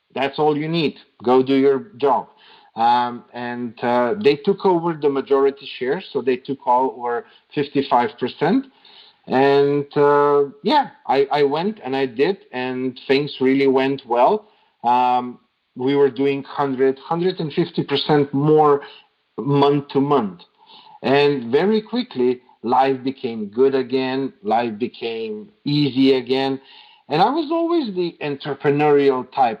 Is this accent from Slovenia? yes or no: yes; Slovenia; moved away as an adult; now in Serbia; I grew up in Slovenia and I lived in Slovenia most of my life. Uh, it was just three years ago that I moved to Serbia